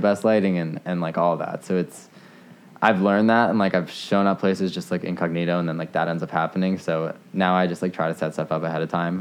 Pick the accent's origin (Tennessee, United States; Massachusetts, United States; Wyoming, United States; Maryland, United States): Maryland, United States; Potomac; I grew up in Potomac, so like 20 minutes away